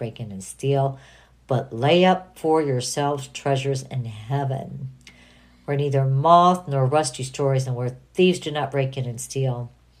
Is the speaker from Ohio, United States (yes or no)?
yes; Toledo, Ohio, United States; born there; also born or lived in Southern California, United States; I was born in Toledo, Ohio, and I lived in Southern California. I have a United States passport